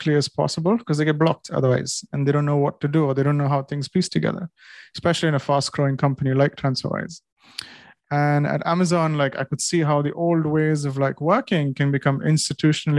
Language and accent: English; India; now in United Kingdom; I'm Indian and I wasn't here on visa